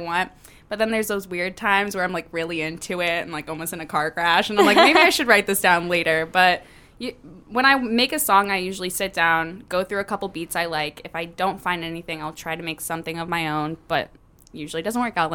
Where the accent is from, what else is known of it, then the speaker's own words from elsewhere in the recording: Pacific, Missouri, United States; I am born and raised in St. Louis, Missouri, in a small town called Pacific, which is very country bumpkinville.